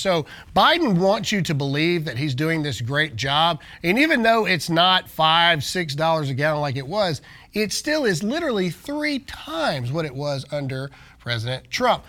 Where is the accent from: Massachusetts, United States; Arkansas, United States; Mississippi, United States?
Mississippi, United States; I am from Mississippi